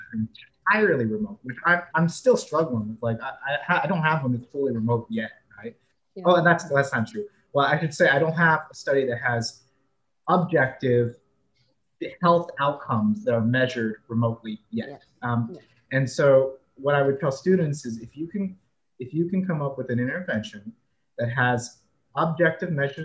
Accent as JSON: {"language": "English", "region": "California", "country": "United States", "tie": "born or raised there", "moved": "as an adult", "lives_now": "Alabama, United States", "said": "I'm from California, I was born and raised there, but now I'm in Alabama"}